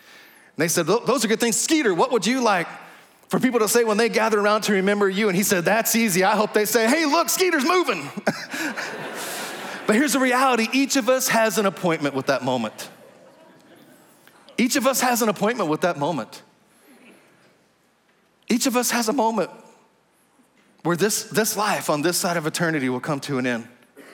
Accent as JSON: {"language": "English", "region": "Texas", "country": "United States", "accent": "Texas drawl", "said": "I'm from Texas. I'm talking to the person of Hank. I feel a little Texas drawl coming on right there."}